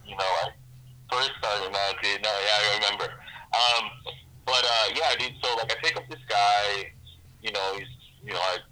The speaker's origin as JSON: {"language": "English", "town": "Whittier", "region": "California", "country": "United States", "said": "I'm from Whittier"}